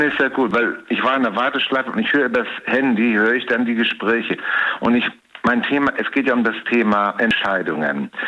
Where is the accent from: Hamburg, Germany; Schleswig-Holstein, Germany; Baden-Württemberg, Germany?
Hamburg, Germany; now in Cologne, Germany; Ich komme gebürtig aus Hamburg.